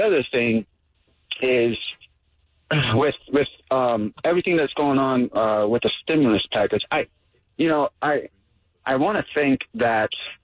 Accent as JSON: {"language": "English", "town": "New York City", "region": "New York", "country": "United States", "tie": "born or raised there", "moved": "yes", "lives_now": "Utah, United States", "said": "I'm not originally from here. I was raised in Brooklyn, New York."}